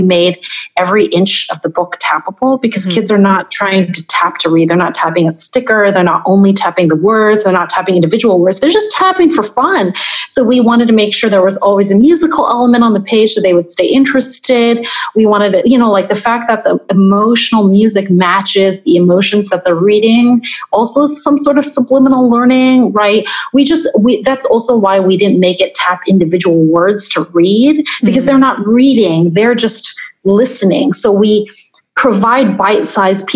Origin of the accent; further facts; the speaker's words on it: Taiwan; I'm from Taiwan